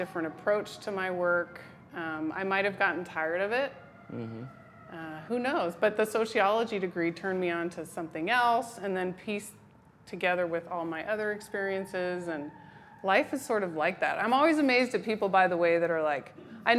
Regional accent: Berkeley, California, United States; moved away as an adult; also born or lived in New Hampshire; I grew up in Berkeley

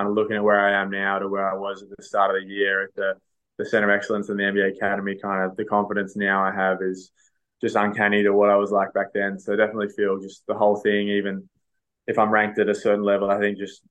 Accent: Canberra, Australian Capital Territory, Australia; now in Sydney, Australia; growing up in Canberra and being around the academy

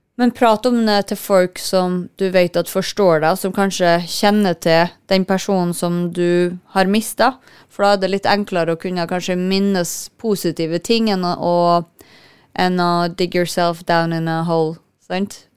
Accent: Kristiansund, Møre og Romsdal, Norway; Jeg er jo fra Kristiansund, det, vi begge er fra Kristiansund

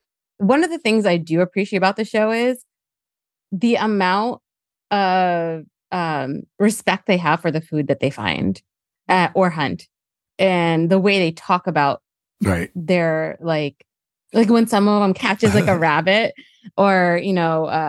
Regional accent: New Jersey, United States; I know I'm from Jersey

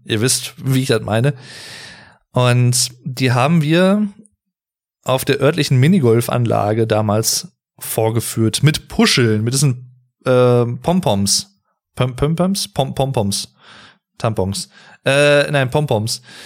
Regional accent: North Rhine-Westphalia, Germany; ich wohne, lebe und bin schon immer hier gewesen in Nordrhein-Westfalen, in NRW

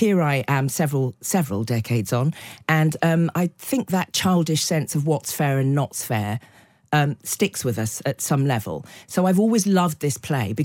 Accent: the Cotswolds, South West England, United Kingdom; I grew up in the Cotswolds in the 60s and early 70s

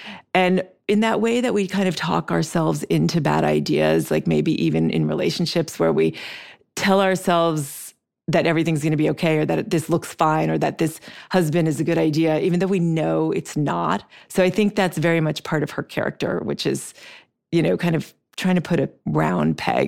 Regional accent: Switzerland; moved away as an adult; also born or lived in Brazil; now in United States; we lived in Brazil when I was young, and then I grew up in Switzerland, and then I came to the States to go to college, but my family was still there.

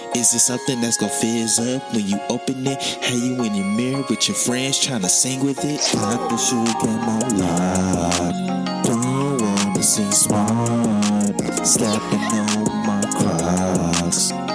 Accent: Detroit, Michigan, United States; my growing up in Detroit

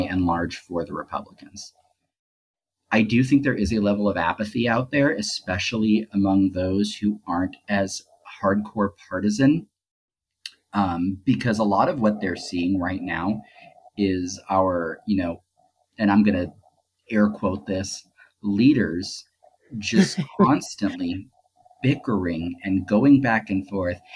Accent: Southern California, United States; growing up in Southern California

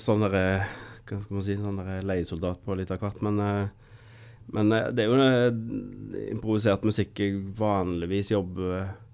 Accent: Skudeneshavn, Rogaland, Norway; Jeg har vokst opp på Karmøy

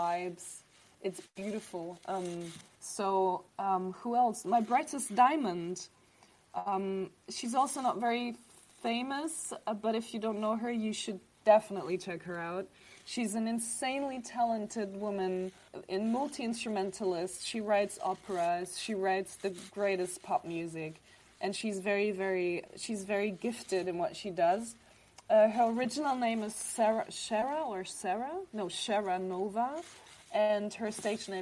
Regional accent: Germany; also born or lived in Dubrovnik, Croatia; I was born there, and then I came to Germany when I was 4

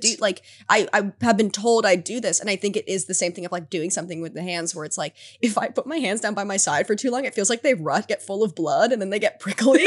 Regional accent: United States; I grew up in America

